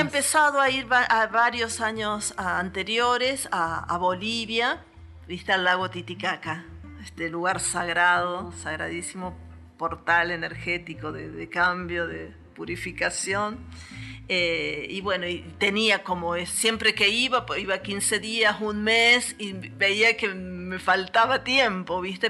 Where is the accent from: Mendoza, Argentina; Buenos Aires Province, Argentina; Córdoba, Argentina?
Córdoba, Argentina; Villa Dolores; Nací en Villa Dolores, justamente en el hospital